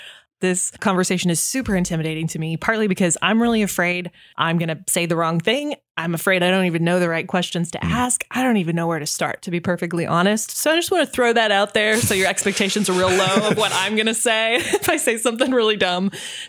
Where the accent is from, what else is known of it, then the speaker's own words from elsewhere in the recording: Southeast Nebraska, United States; moved away as an adult; now in Arkansas, United States; I grew up in Southeast Nebraska, little farming community. And in this community, there was honestly pretty much no diversity.